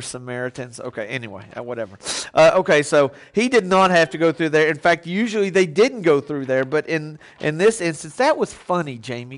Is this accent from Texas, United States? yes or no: yes; Texas, United States; I grew up in Texas.